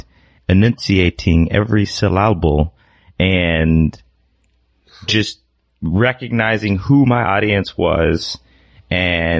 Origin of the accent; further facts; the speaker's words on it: Indianapolis, Indiana, United States; moved away as an adult; also born or lived in Ohio / Chicago; now in Los Angeles, United States; I grew up in Indianapolis, Indiana. And I was there for most of my adolescent life.